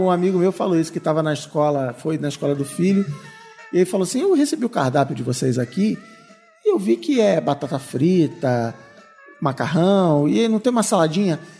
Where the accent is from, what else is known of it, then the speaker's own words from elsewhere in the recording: Ribeirão Preto, São Paulo, Brazil; sou de Ribeirão Preto e sobrevivo de publicidade.